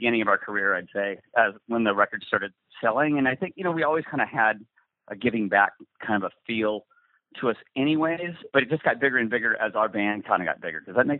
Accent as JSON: {"language": "English", "area": "the Northwest", "region": "Pacific Northwest", "country": "United States", "tie": "born or raised there", "said": "growing up in the Northwest"}